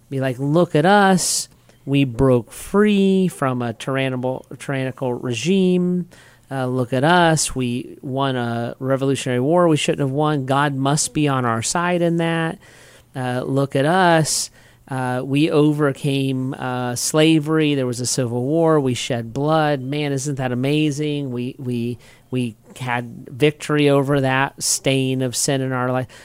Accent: United States; So I'm, I'm an American citizen, most of us, because we were born one.

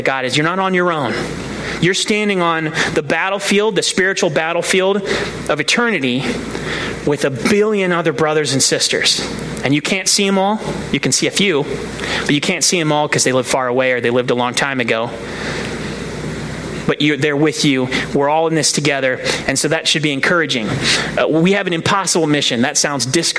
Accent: Akron, Ohio, United States; I grew up in Akron by the university

